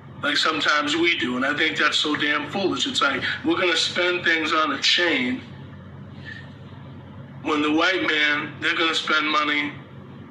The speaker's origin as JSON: {"language": "English", "country": "United States", "said": "us as American people"}